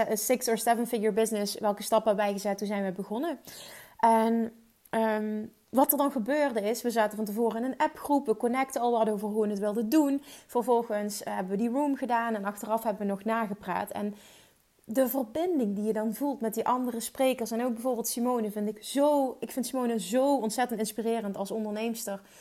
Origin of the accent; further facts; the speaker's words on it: Limburg, Netherlands; accent: Limburgish; ik heb een Limburgs accent